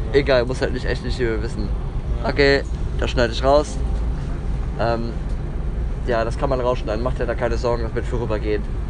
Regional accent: Bonn, North Rhine-Westphalia, Germany; In meine Heimat.

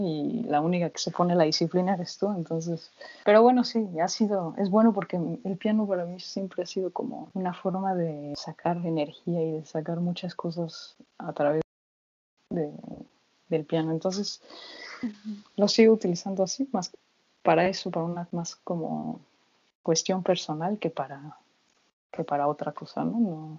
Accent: Mexico; moved away as an adult; now in Germany; desde que salí de México

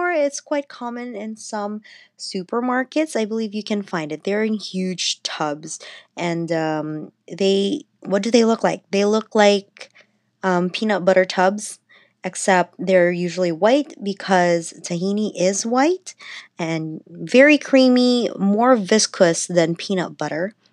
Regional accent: Philippines; And I'm Filipino, so we do fire roasted eggplant too, but we don't make dips out of them.

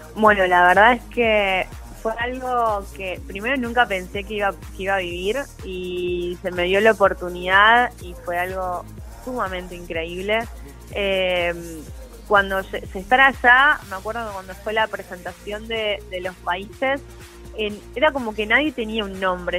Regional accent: Pilar, Buenos Aires Province, Argentina; Yo soy de Pilar, sí, Pilar, Buenos Aires, a 35 kilómetros de Capital Federal

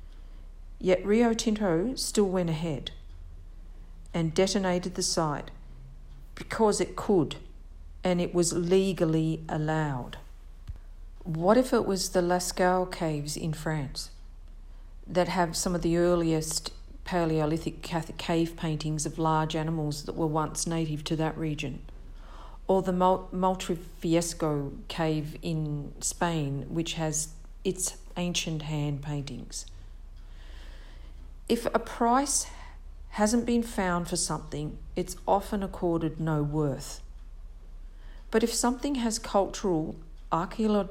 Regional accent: Victoria, Australia; moved away; the Australia I lived in was like a cool, rainy climate of Victoria at the time

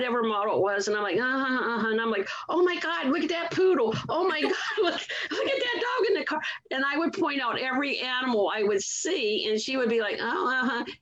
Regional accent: Akron, Ohio, United States; I grew up in Akron, Ohio

